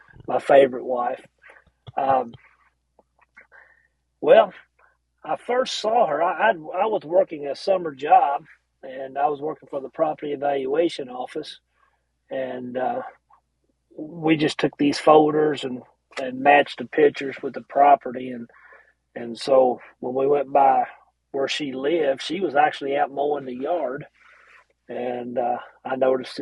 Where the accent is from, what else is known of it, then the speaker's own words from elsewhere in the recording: Carrollton, United States; I was born here, raised here